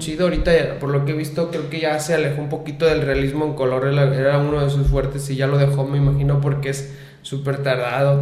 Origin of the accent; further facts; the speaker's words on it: Lagos de Moreno, Jalisco, Mexico; soy de aquí de Lagos de Moreno